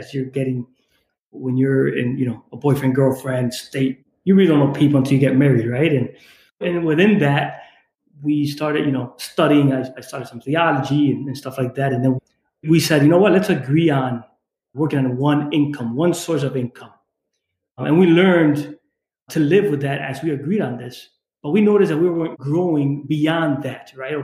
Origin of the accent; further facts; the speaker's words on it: Holyoke, Massachusetts, United States; I grew up in Holyoke, Massachusetts, in the Springfield, Mass area